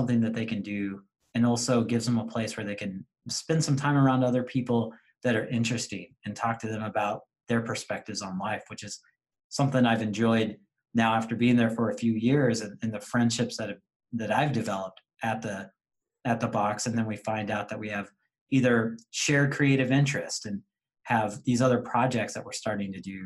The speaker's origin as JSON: {"language": "English", "town": "Tulsa", "region": "Oklahoma", "country": "United States", "tie": "born or raised there", "moved": "yes", "lives_now": "Wisconsin, United States", "said": "I grew up in Tulsa, Oklahoma, and grew up in a Dallas Cowboy household."}